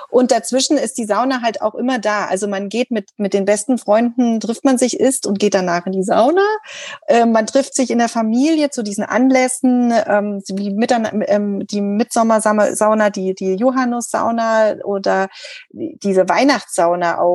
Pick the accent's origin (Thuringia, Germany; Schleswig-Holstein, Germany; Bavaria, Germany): Thuringia, Germany; moved away as an adult; also born or lived in Rauma, Finland; ich komme aus Thüringen